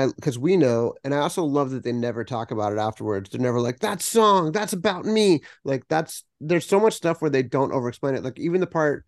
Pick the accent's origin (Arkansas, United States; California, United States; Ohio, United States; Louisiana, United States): California, United States; Los Angeles; I'm from Los Angeles.